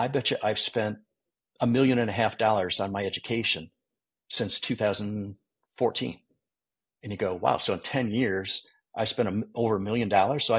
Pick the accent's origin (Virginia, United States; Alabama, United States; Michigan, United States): Michigan, United States; I grew up in Michigan